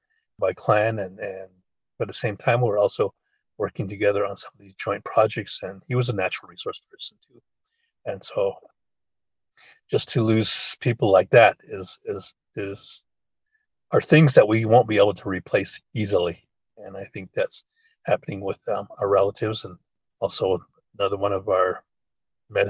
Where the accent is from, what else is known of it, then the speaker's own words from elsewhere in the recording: Cameron, Arizona, United States; English is a second language; ever since I was a kid herding sheep out here